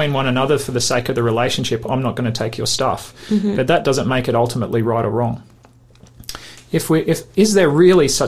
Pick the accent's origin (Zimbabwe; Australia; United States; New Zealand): Australia; Queensland; I'm from Queensland.